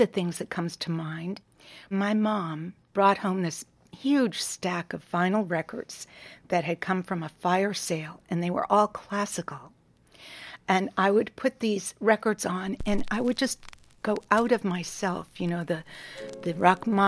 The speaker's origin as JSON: {"language": "English", "town": "Quincy", "region": "Massachusetts", "country": "United States", "tie": "born or raised there", "said": "I grew up in Quincy, Massachusetts"}